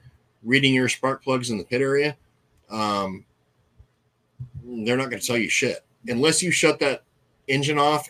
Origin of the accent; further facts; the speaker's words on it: California, United States; I am from California